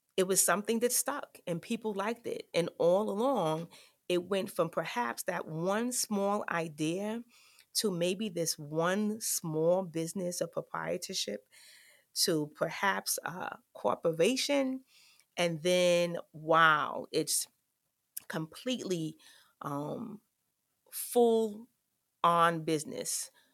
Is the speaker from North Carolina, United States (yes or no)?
no; New York City, New York, United States; I grew up in the South Bronx, um, of New York, in the projects, Claremont Village to be exact